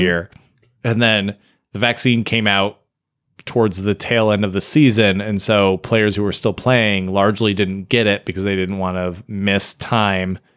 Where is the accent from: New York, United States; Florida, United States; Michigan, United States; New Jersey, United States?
Michigan, United States; I grew up in Michigan, but I had family in the Phoenix area